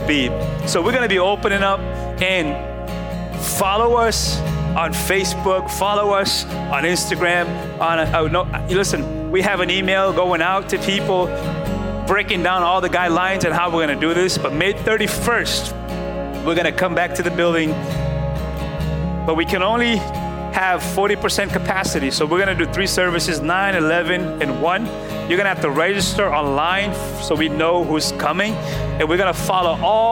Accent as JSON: {"language": "English", "region": "New England", "country": "United States", "said": "We're from New England. We're already sarcastic by nature"}